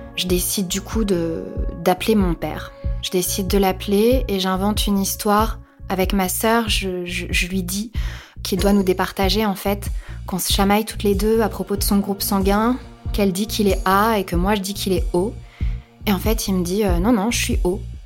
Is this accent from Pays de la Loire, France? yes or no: no; Picardy, Hauts-de-France, France; now in Paris, France; Ma mère euh, habite en Picardie, c'est là où j'ai grandi